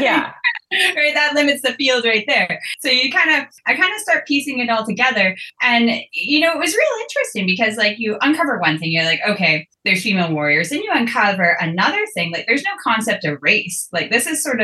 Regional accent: Fort Simpson, Northwest Territories, Canada; moved away; I'm originally from the Northwest Territories from Fort Simpson.

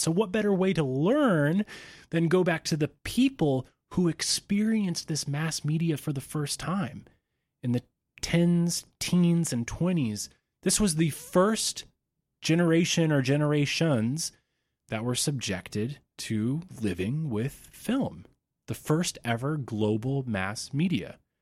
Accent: Georgia, United States; moved away as an adult; I had to move back to my home state of Georgia

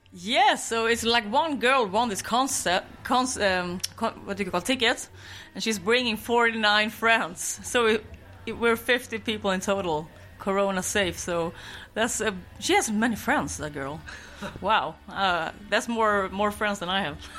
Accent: Skåne, Sweden; English is a second language; moved away; my hometown in Skåne to visit my mother

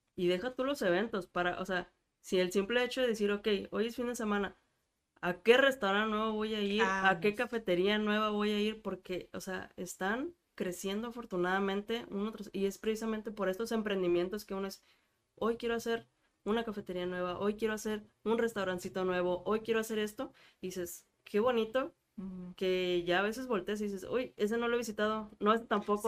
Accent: Mexico; en México somos

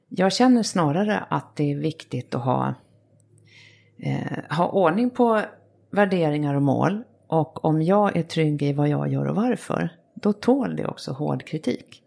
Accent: Sweden; som svensk

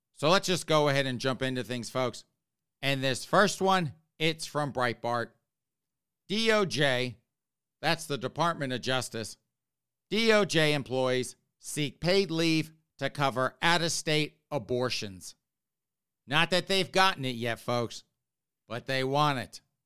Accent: South Carolina, United States; now in Northeast, United States; I grew up in South Carolina.

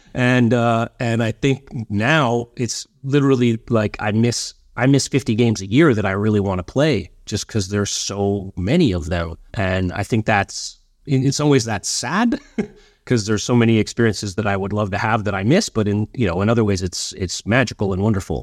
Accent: Vancouver, British Columbia, Canada; also born or lived in Southern Ontario; I'd been born in, in, you know, Southern Ontario. Um, and my mom had moved me out to Vancouver, just her and I, uh, when I was eight.

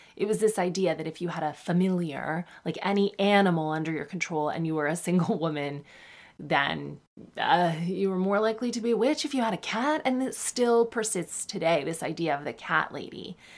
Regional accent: Sarnia, Ontario, Canada; I'm also famously from Sarnia

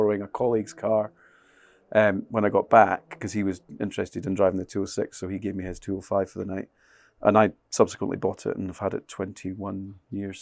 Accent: Scotland, United Kingdom; I'm a Scotsman.

